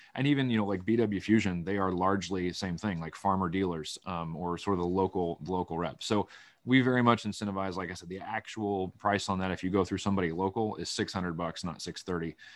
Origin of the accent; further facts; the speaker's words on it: Van Buren County, Iowa, United States; moved away as an adult; also born or lived in Illinois; now in Washington, United States; when you grow up in Van Buren County, Iowa, you gotta drive an hour to an hour and a half to get anything anyway